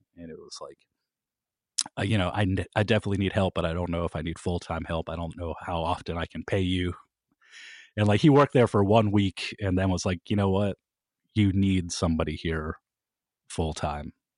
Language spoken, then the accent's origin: English; Kent, Ohio, United States; I was from Kent